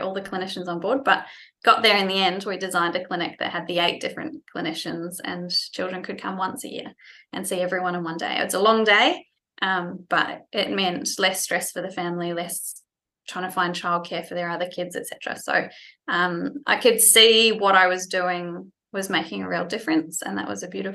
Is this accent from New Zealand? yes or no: yes; New Zealand; moved away as an adult; also born or lived in France; now in Australia; I was born and bred in New Zealand